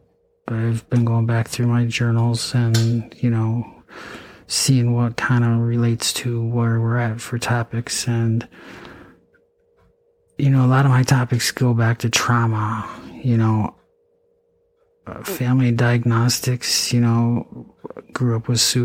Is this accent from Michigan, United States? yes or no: no; Eau Claire, Wisconsin, United States; also born or lived in Altoona, Wisconsin / St. Cloud, Minnesota; I went to, you know, high school in Eau Claire, Altoona, I mean. I was born in Eau Claire.